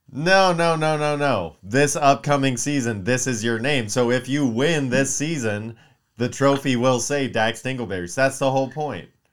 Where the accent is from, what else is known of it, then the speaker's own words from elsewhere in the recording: Palmdale, California, United States; I'm from Palmdale, you know, not too far from here